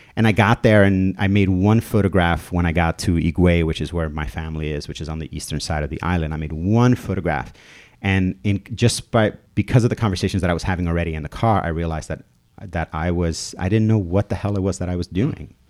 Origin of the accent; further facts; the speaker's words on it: New York City, New York, United States; also born or lived in Dominican Republic / Albuquerque, New Mexico; I moved here from the Dominican Republic when I was eight years old. Um, and I moved to Williamsburg, Brooklyn